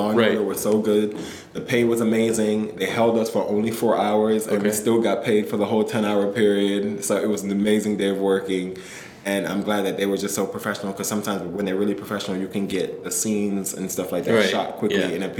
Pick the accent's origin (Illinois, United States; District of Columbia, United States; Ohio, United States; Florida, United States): District of Columbia, United States; Washington; moved away as an adult; also born or lived in Jamaica; now in New York, United States; I moved from Jamaica with my parents into Washington, D.C. when I was 5 years old.